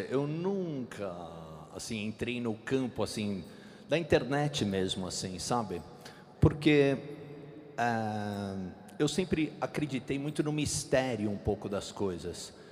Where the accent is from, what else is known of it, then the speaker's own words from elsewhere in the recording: Mairiporã, São Paulo, Brazil; Exatamente, nós somos de Mairiporã e a gente estuda no Colégio Teresa de Calcutá.